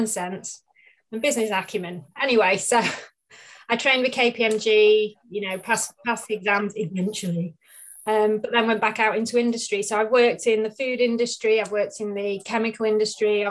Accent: Manchester, North West England, United Kingdom; moved away as an adult; also born or lived in Marlow; now in North Wales, United Kingdom; I grew up in Manchester, moving over to North Wales about in 2005 with work

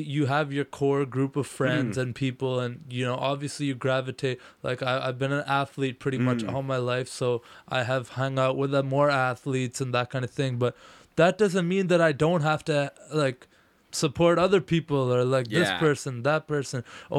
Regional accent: Ottawa, Ontario, Canada; Like, no, I'm from Ottawa.

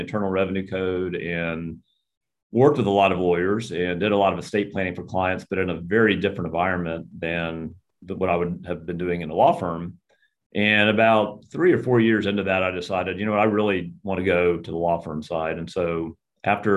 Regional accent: Houston, Texas, United States; I grew up in Houston. I'm a native Houstonian

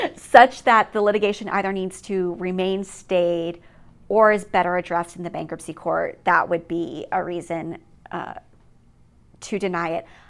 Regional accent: East Coast, United States; moved away as an adult; also born or lived in Hawaii; I grew up on the East Coast

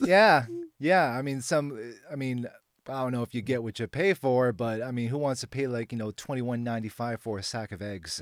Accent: Boston, Massachusetts, United States; moved away as an adult; now in Nashville, United States; I'm originally from Boston

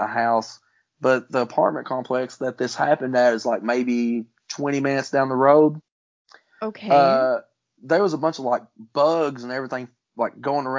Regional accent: Palmer, United States; the town I grew up in, which is called Palmer, and it's not P-A-R-M-E-R because of my accent

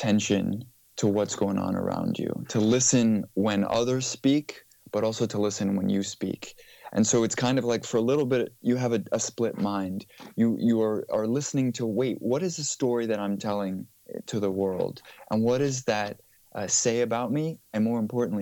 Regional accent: United States; also born or lived in Mykonos, Greece; I was born in the States, but my dad is Greek, my mother is Danish, and so by virtue of birth, I grew up in a tricultural household

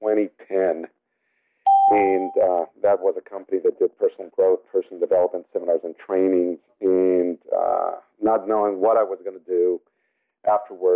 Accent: Mexico City, Mexico; first language Spanish; English is a second language; now in La Jolla, United States; I was born and raised in Mexico City, so Spanish is my native tongue

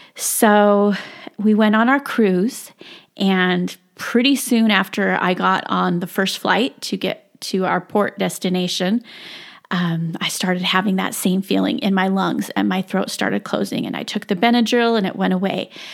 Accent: South Jordan, Utah, United States; I grew up in South Jordan, Utah

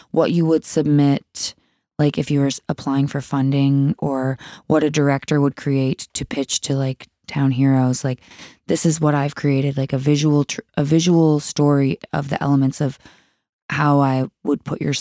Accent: Sydney, New South Wales, Australia; That was like in Sydney, in my hometown.

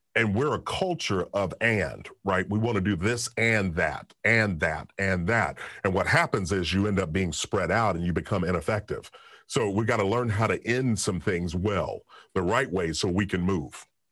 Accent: Kentucky, United States; I'm from Kentucky

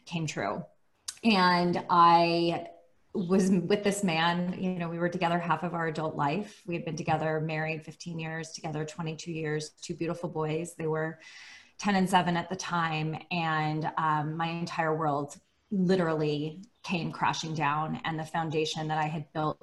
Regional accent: Bay Area, California, United States; now in Los Angeles, United States; I live in Los Angeles, California, but I'm originally from the Bay Area

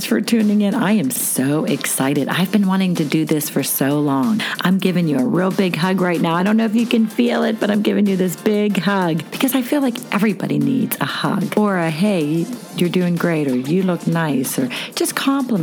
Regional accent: Pittsburgh, Pennsylvania, United States; I'm a Pittsburghese girl

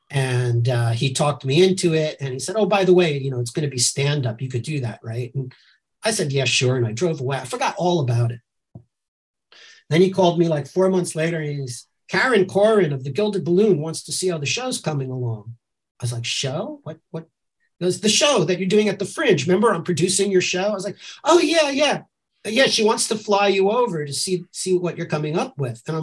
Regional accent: suburbs of New York, United States; moved away as an adult; also born or lived in Brooklyn, New York / Lower East Side, New York; now in Edinburgh, United Kingdom; I was born in Brooklyn, but I grew up in the suburbs of New York.

